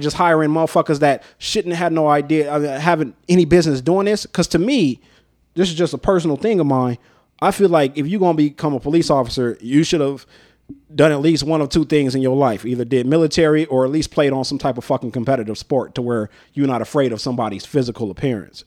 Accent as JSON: {"language": "English", "town": "North Las Vegas", "region": "Nevada", "country": "United States", "tie": "born or raised there", "said": "life growing up in North Town"}